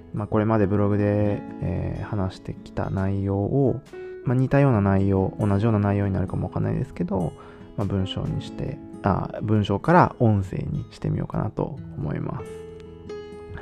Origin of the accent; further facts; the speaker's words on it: Japan; moved away as an adult; also born or lived in Nagoya / Germany; now in Netherlands; 日本でもちろん生まれ育って